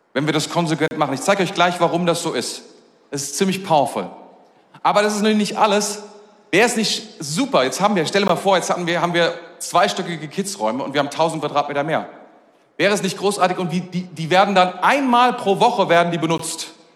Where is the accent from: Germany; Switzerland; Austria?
Germany; als Deutscher